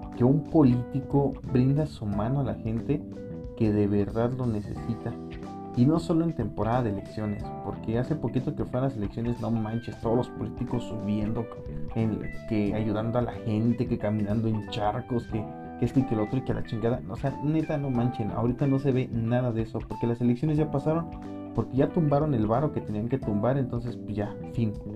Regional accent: Michoacán, Mexico; now in Morelia, Mexico; soy de Michoacán

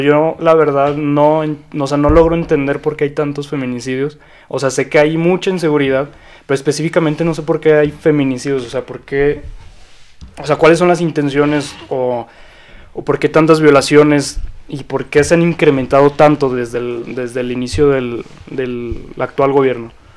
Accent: Zacatecas, Mexico; yo también soy orgullosamente zacatecano.

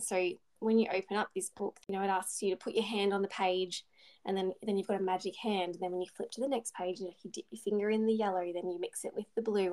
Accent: Bendigo, Victoria, Australia; my hometown of Bendigo

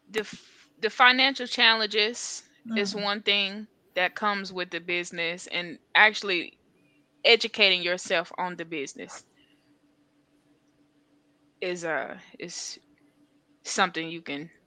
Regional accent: North Carolina, United States; she's from North Carolina. I'm from North Carolina.

